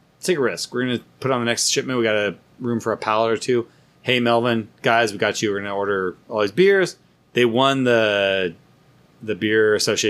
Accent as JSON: {"language": "English", "town": "Santa Rosa", "region": "California", "country": "United States", "tie": "born or raised there", "said": "it's my hometown. Santa Rosa Brewing, Santa Rosa is literally where I grew up. It's like I spent most of my growing childhood time up there."}